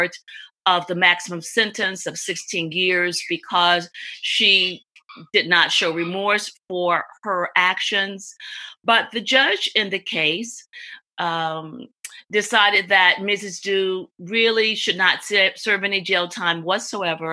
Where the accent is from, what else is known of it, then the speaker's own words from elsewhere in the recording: the South, United States; also born or lived in Texas / New Haven, Connecticut; now in Los Angeles, United States; racial conflict that I grew up with in the South